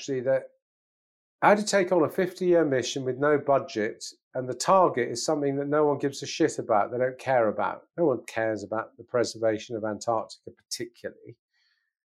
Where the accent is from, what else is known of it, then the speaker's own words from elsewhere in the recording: England, United Kingdom; as an Englishman my age